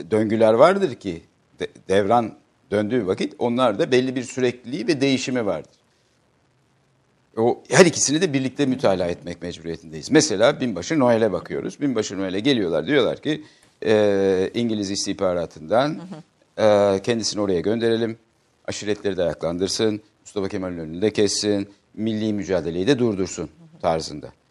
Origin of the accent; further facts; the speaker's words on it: Turkey; Allah da beni Türk olarak yarattı.